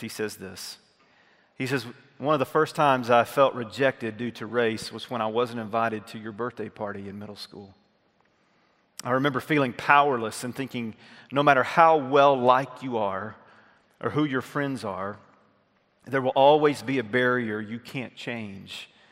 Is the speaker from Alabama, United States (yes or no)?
yes; North Alabama, United States; moved away; I had gone back to my hometown in North Alabama, small town that I grew up